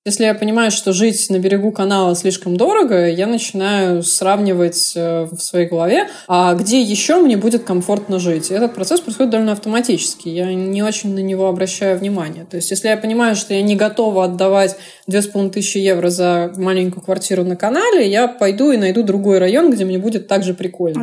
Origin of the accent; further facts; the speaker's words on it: Saint Petersburg, Russia; also born or lived in Moscow; Я из Питера